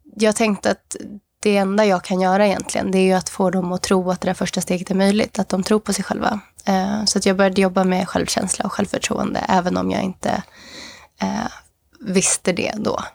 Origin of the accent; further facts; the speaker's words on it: Sweden; also born or lived in Mozambique; jag som var svensk